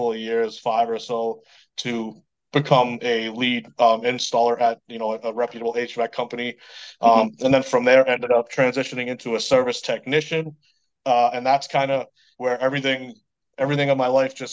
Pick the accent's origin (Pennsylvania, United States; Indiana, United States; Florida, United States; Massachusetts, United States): Massachusetts, United States; Lowell; accent: Boston; I'm from, I grew up in Lowell, Massachusetts. So I'm a Boston native.